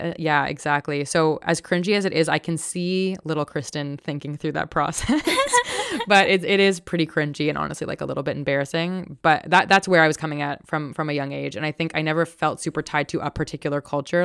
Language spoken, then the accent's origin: English; Toronto, Ontario, Canada; I grew up in a predominantly white, upper middle class neighborhood, um, in Toronto